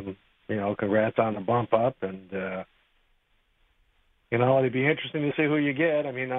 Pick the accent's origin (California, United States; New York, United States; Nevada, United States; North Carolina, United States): Nevada, United States; Las Vegas; moved away as an adult; now in Minnesota, United States; Well, I'm an import. I used to live in Las Vegas and deal blackjack on the Strip, so I've been here since 2005.